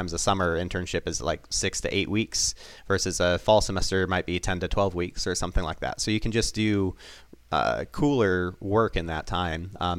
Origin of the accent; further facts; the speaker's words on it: Toledo, Ohio, United States; So, for instance, I grew up in Toledo, Ohio.